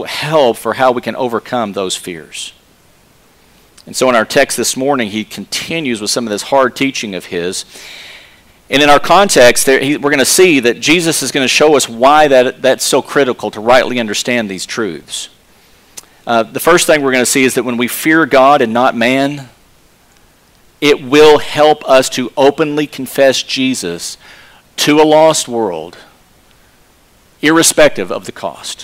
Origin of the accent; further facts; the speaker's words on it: Texas, United States; accent: Texas; My Texas accent